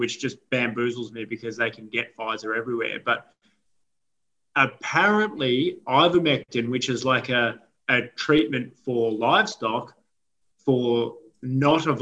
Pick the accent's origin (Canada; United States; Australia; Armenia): Australia; I'm Australian